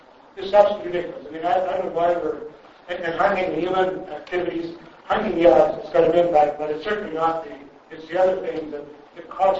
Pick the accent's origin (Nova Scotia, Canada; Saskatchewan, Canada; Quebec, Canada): Saskatchewan, Canada; now in Alberta, Canada; and I'm probably from Saskatchewan